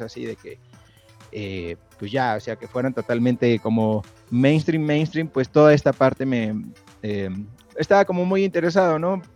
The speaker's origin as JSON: {"language": "Spanish", "region": "Mexico City", "country": "Mexico", "also_born_or_lived": "Tepoztlán", "said": "yo soy de la Ciudad de México"}